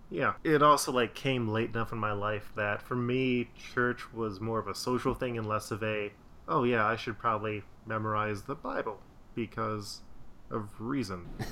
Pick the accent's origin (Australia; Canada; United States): United States; West Chester, Ohio; also born or lived in Indianapolis, Indiana; I was born in Indianapolis, Indiana, but my parents moved out to Westchester, Ohio, which at the time was this like small suburb area